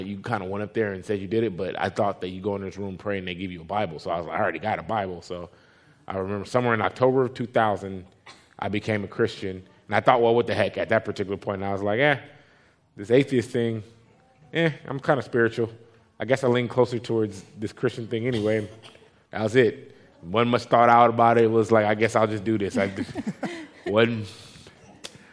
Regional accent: Compton, California, United States; also born or lived in Bay Area, California; the first 11 years of my life, I grew up in Compton, California

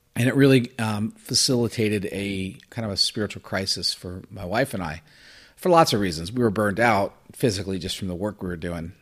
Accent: Florida, United States; also born or lived in New Jersey; I was born in New Jersey and then raised in Florida

